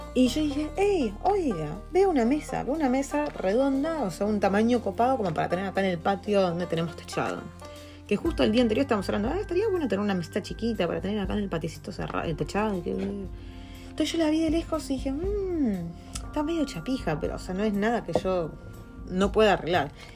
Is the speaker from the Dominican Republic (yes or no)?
no; Argentina; moved away as an adult; now in New Zealand; nosotros somos argentinos